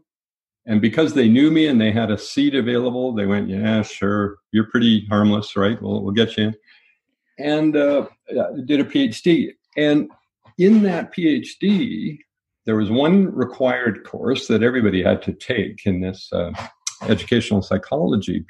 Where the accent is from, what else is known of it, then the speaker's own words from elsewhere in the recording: Winnipeg, Manitoba, Canada; also born or lived in Winkler, Manitoba; We moved to Winnipeg. I grew up in Winnipeg.